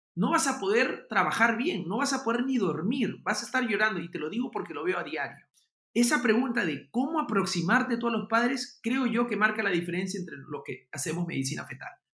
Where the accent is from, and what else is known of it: Peru